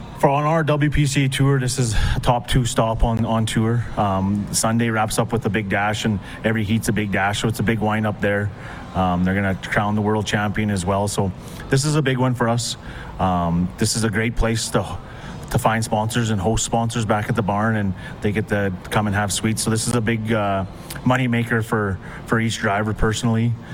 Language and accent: English; Meadow Lake, Saskatchewan, Canada; I'm from Meadow Lake, Saskatchewan